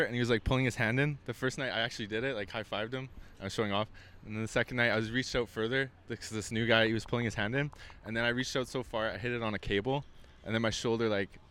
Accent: Calgary, Alberta, Canada; now in Toronto, Canada; I'm from Calgary.

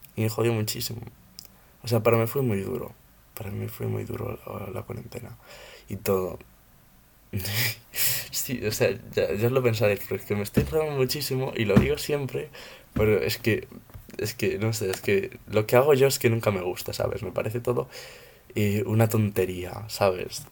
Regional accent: Ourense, Galicia, Spain; soy de Urense, tengo 14 años

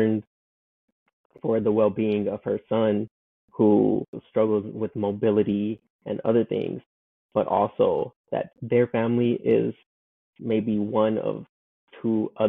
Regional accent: Compton, California, United States; I'm from Compton

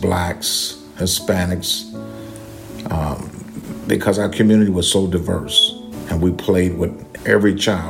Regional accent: Covert, Michigan, United States; Growing up in Covert had a very positive impact on my life as an adult because it taught me to get along with everyone. I could get along with whites, blacks, Hispanics, because our community was so diverse

